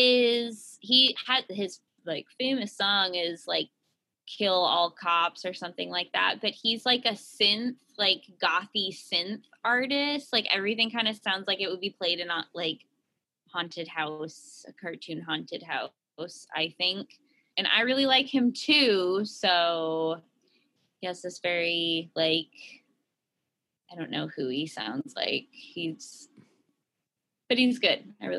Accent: San Francisco, California, United States; We grew up in San Francisco.

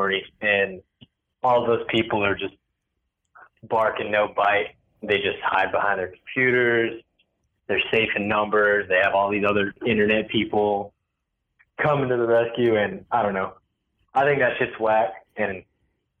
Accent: Colonial Heights, Virginia, United States; also born or lived in Roanoke, Virginia; now in Richmond, United States; I grew up in this place called Colonial Heights, which is like 20 minutes south of Richmond

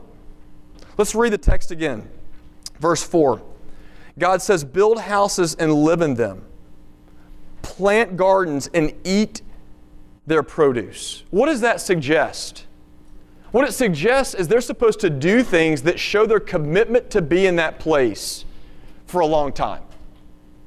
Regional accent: Nashville, Tennessee, United States; now in Dallas, United States; I'm from Tennessee, and so my heartstrings are kind of pulled toward the hills of the Mid-South a little bit. I'm fourth generation Nashvillian

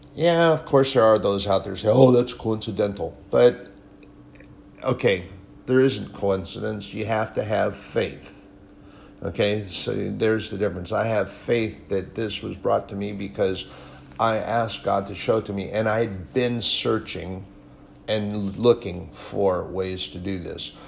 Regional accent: United States; as an American, a veteran, a patriot

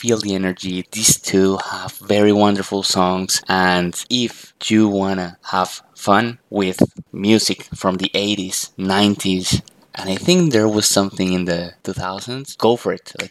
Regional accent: Bogotá, Colombia; my hometown, Bogota, Colombia

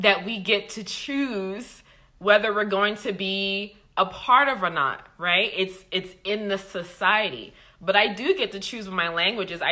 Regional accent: Liberia; I'm from Liberia

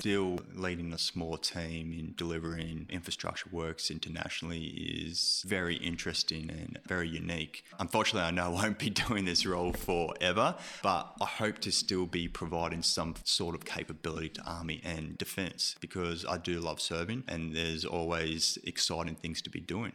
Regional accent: Melbourne, Victoria, Australia; moved away as an adult; also born or lived in Canberra / Brisbane; now in Sydney, Australia; I'm actually from Melbourne.

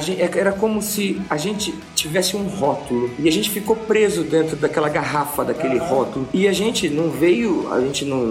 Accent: São José do Rio Preto, São Paulo, Brazil; moved away as an adult; also born or lived in Cesário Lange / Italy / London; foi quando logo eu saí de São José do Preto e foi, né, meus pais mudaram para perto de Sorocaba ali, no interior de uma cidade chamada Cesário Lange

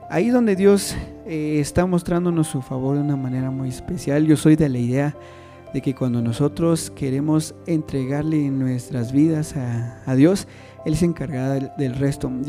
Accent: San Bartolo Aguas Calientes, Totonicapán, Guatemala; Soy de, soy originario de Toto.

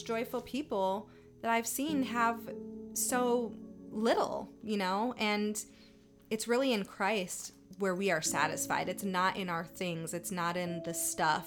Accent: Michigan, United States; now in Tulsa, United States; I grew up in Michigan

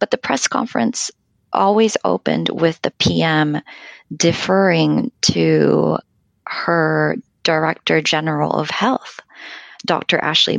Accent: Japan; English is a second language; And I wonder also, I come from Japan, where things like apps would never, ever be released in a developing form.

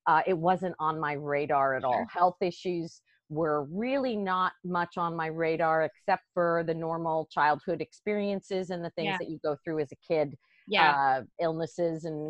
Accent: Westchester County, New York, United States; moved away as an adult; also born or lived in Washington, D.C.; I actually grew up in Westchester County, right outside of New York City

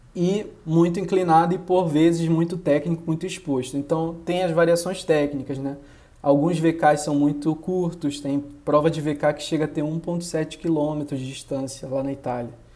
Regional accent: Belém, Pará, Brazil; moved away as an adult; now in Rio de Janeiro, Brazil; eu sou de Belém, que não é um lugar que, que tem montanha, né? Belém é no meio da Amazônia lá

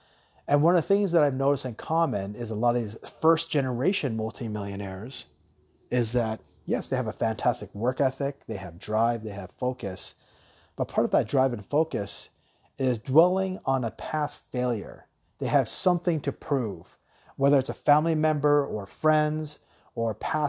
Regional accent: Taiwan; also born or lived in Guam / Hawaii; growing up in Taiwan and growing up in Guam and Hawaii, we always live by the beach.

